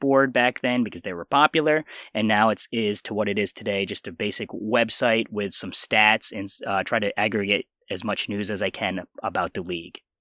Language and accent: English; Pennsylvania, United States; also born or lived in South Korea; I was adopted from South Korea at the age of four months, and then I grew up in Pennsylvania